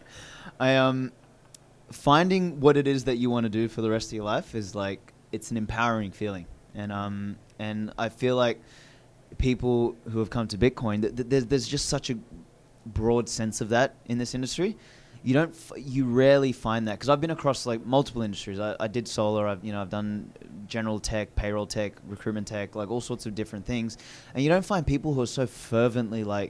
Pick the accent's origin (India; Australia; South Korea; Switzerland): Australia; accent: Australian; Mine's not too like Australian.